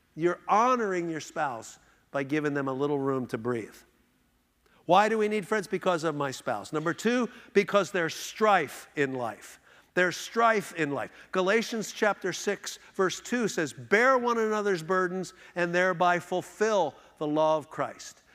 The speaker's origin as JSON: {"language": "English", "town": "Philadelphia", "region": "Pennsylvania", "country": "United States", "tie": "born or raised there", "moved": "yes", "lives_now": "Houston, United States", "said": "we grew up here in Philadelphia."}